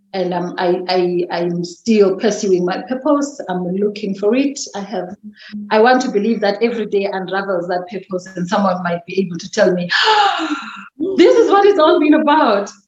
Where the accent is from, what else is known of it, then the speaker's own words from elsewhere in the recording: Mdantsane, Eastern Cape, South Africa; accent: Xhosa; English is a second language; also born or lived in KwaZulu-Natal; now in Centurion, South Africa; I was born and bred in the Eastern Cape, Mdantsane